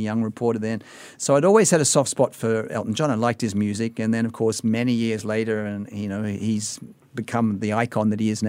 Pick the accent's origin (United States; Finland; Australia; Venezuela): Australia; Sydney, New South Wales; moved away; my hometown of Sydney, Australia